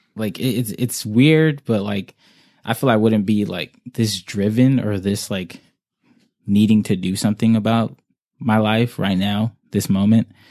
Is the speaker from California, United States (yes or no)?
yes; Oxnard, California, United States; also born or lived in Ventura; I was raised in, uh, Oxnard my whole life.